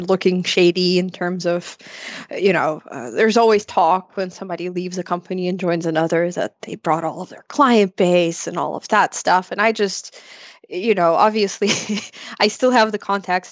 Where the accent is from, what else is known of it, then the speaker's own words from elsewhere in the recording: Ukraine; also born or lived in Odesa, Ukraine; I'm from Ukraine